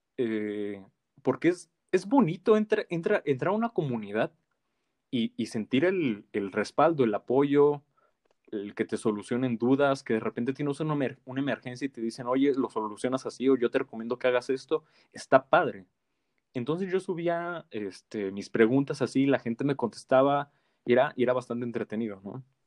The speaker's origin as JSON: {"language": "Spanish", "country": "Mexico", "said": "como mexicanos"}